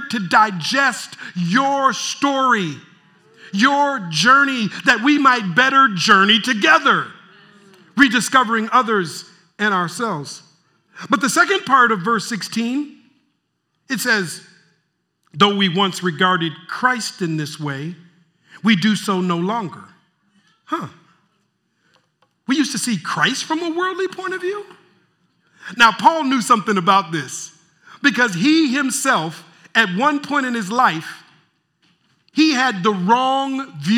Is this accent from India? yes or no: no; Minneapolis, Minnesota, United States; moved away; I'm from Minneapolis originally